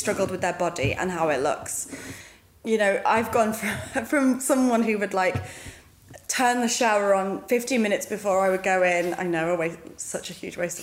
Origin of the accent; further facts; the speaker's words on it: United Kingdom; who we are as British people